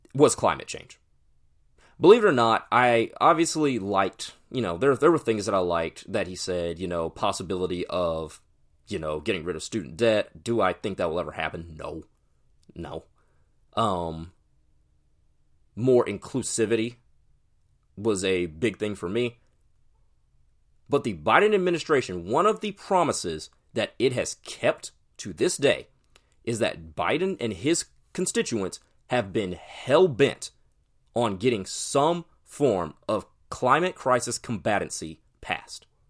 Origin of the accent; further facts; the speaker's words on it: Texas, United States; I'm from Texas